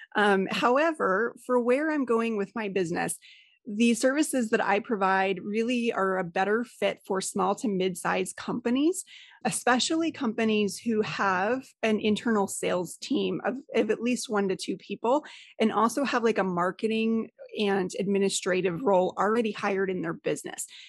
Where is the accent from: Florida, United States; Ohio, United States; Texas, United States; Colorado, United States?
Colorado, United States; I'm originally from Colorado.